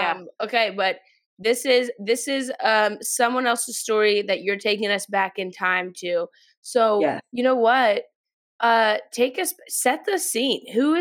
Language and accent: English; Louisville, Kentucky, United States; moved away; I grew up in Louisville.